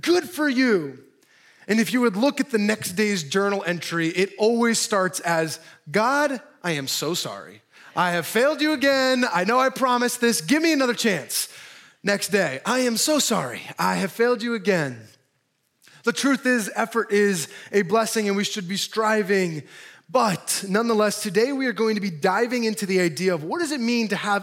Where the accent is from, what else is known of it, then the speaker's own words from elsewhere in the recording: Milford, New Jersey, United States; moved away as an adult; also born or lived in Chicago; I'm actually from Jersey. I grew up, born and raised in Milford, a quaint little area.